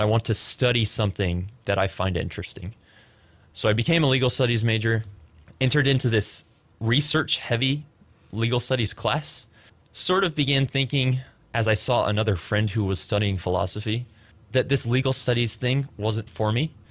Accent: Frisco, Texas, United States; also born or lived in Plano, Texas; I was born in Plano, went to Frisco schools for the majority of my childhood, graduated from Liberty High School out in Frisco, Texas

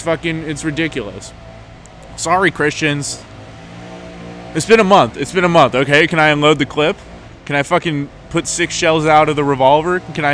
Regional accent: New York, United States; I'm from New York!

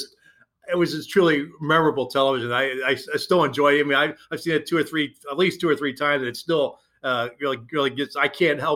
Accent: Philadelphia, Pennsylvania, United States; I grew up in Philadelphia back in the days of the Broad Street Bullies.

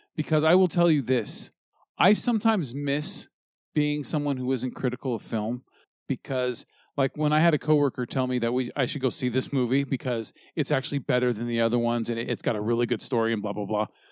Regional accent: United States

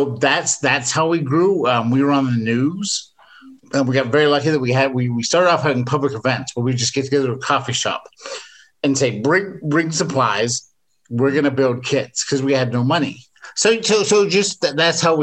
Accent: England, United Kingdom; moved away; I grew up in England

